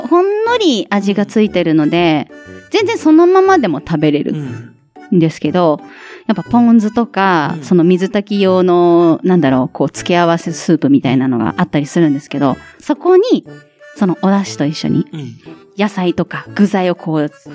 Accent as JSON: {"language": "Japanese", "region": "Aichi", "country": "Japan", "tie": "born or raised there"}